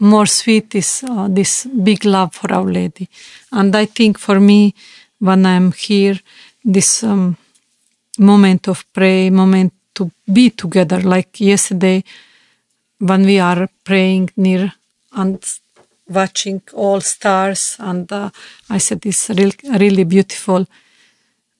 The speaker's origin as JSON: {"language": "English", "country": "Bosnia & Herzegovina", "second_language": "English", "said": "I am from Yugoslavia and communism"}